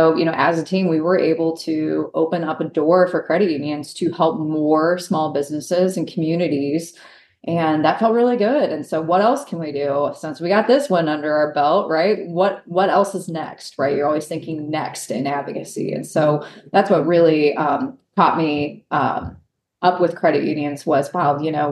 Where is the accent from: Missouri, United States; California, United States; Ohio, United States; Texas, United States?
Ohio, United States; Northeast; I grew up in Northeast Ohio and the Rust Belt, old steel mill town.